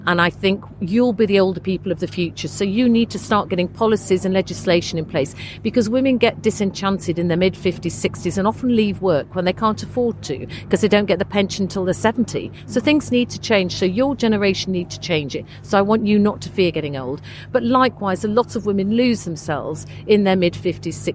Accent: Leeds, Yorkshire and the Humber, United Kingdom; moved away; I'm originally from Leeds

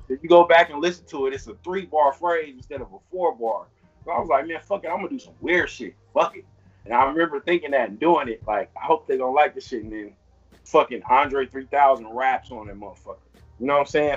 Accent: Long Beach, California, United States; growing up in Long Beach

